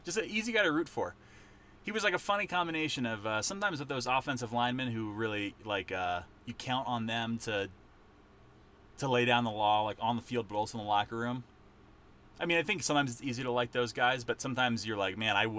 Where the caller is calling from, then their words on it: Estes Park, Colorado, United States; Nick is recording from Brooklyn. I'm recording from Estes Park, Colorado.